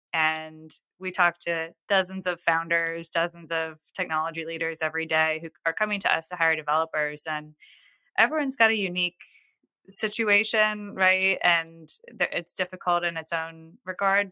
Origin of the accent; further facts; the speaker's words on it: New York, United States; now in Nashville, United States; I'm from New York originally